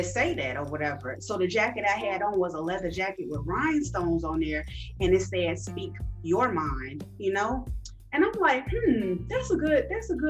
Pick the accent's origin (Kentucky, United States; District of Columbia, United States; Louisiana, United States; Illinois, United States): Illinois, United States; Chicago; also born or lived in Jefferson City, Missouri; I am originally from Chicago, Illinois, South Side, Rosalind, 104th and State